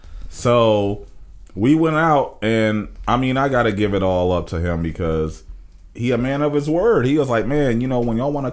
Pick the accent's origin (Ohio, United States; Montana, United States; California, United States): Ohio, United States; Springfield; moved away as an adult; now in Cleveland, United States; I grew up in Springfield. I'm from Springfield. I'm Springfield to the heart.